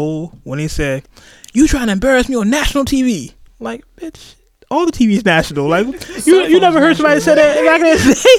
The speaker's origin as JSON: {"language": "English", "town": "Oakland", "region": "California", "country": "United States", "said": "I'm originally from Oakland, California, so this is my home area."}